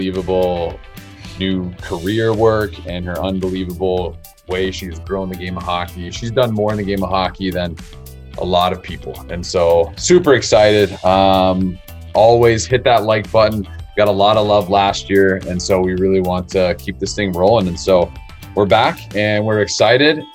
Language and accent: English; Arizona, United States; Born in beautiful Arizona, my home state